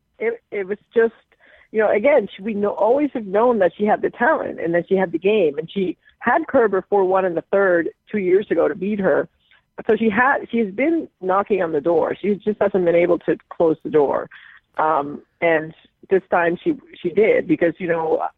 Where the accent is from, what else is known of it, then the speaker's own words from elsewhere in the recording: Puerto Rico; now in Connecticut, United States; I'm born and raised in Puerto Rico, so I, too, like every other Puerto Rican